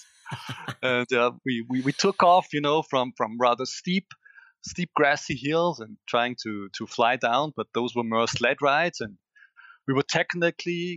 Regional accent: Styria, Austria; I live in Austria, in Styria, and we have a little hill. It's just 400 meters above my hometown.

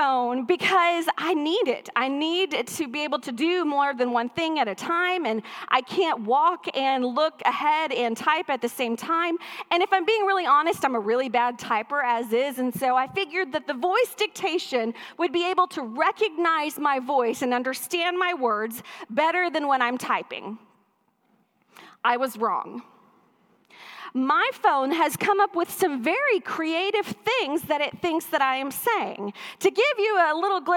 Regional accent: East Texas, United States; I am from East Texas

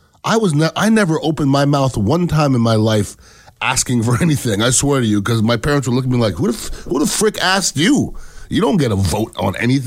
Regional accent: Canada; now in United States; I am an American citizen. I was born in Canada

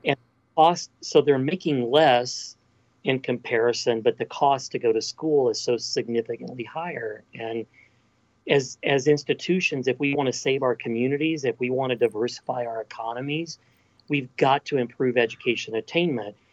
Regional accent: Texas Panhandle, United States; also born or lived in Athens, Ohio; I was born and raised in the Texas Panhandle

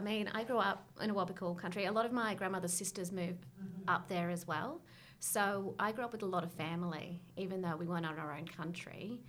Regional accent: Lake Macquarie, New South Wales, Australia; I didn't grow up on country. I grew up on Lake Macquarie, which is a Wabikal country.

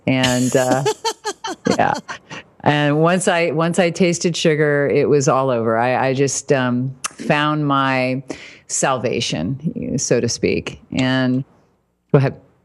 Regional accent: Fort Wayne, Indiana, United States; moved away; I was raised in Indiana, Fort Wayne, so Midwest

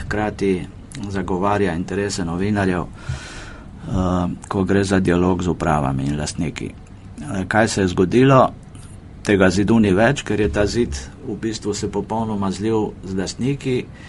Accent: Primorska, Vipava Valley, Slovenian Littoral, Slovenia; moved away as an adult; now in Ljubljana, Slovenia; jaz drugač prihajam z Primorske, z Vipavske doline

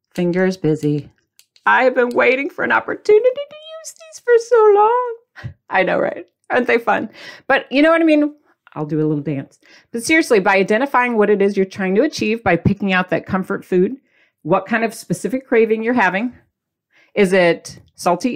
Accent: Midwest, United States; I'm from the Midwest. People don't care about your feelings quote unquote, according to my childhood.

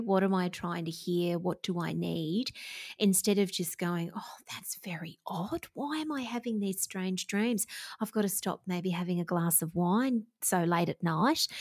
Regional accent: Victoria, Australia; Victoria, which is my home state here in Australia

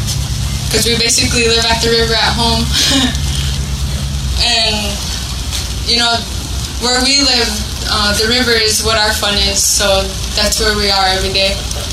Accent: United States; I'm from Standing Rock, and I live in Wapala, South Dakota.

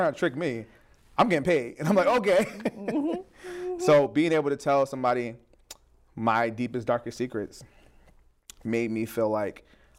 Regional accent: New Jersey, United States; also born or lived in Spain / New York / Tampa, United States; I was born in Spain, lived in upstate New York, Tampa for 2 years, or a couple years till second grade, Jersey for most of my life.

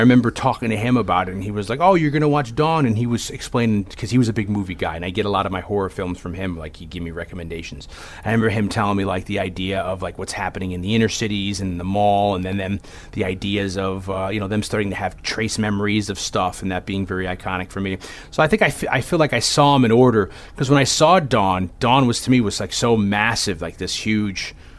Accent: Hamden, Connecticut, United States; 20 minutes away from my hometown of Hamden

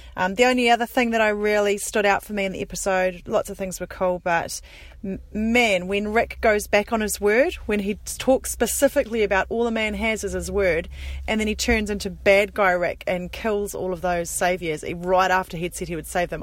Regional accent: New Zealand; accent: Kiwi; my Kiwi accent.

